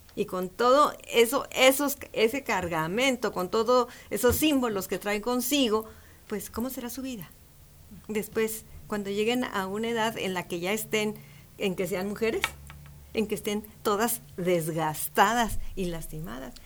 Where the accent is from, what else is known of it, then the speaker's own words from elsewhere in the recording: Ciudad Juárez, Chihuahua, Mexico; Yo soy fronteriza. Yo soy de Ciudad Juárez, Chihuahua